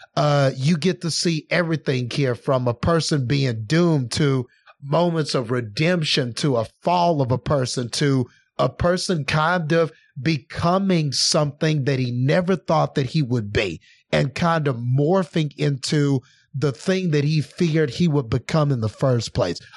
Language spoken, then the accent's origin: English; Odessa, Texas, United States; over here in my hometown